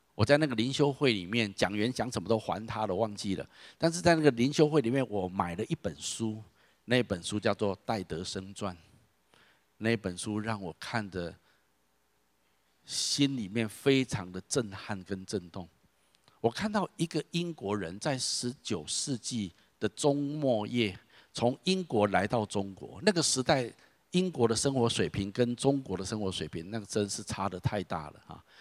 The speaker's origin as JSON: {"language": "Chinese", "country": "Taiwan", "tie": "born or raised there", "said": "我是土生土长的台湾人"}